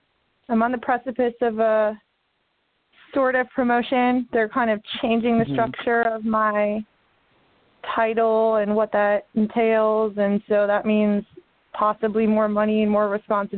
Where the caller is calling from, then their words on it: Delaware, United States; Hi, I'm …. I'm calling from Delaware.